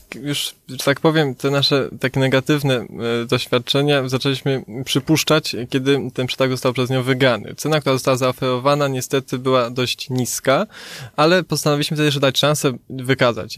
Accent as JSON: {"language": "Polish", "town": "Kraków", "region": "Lesser Poland", "country": "Poland", "said": "my jako Krakus"}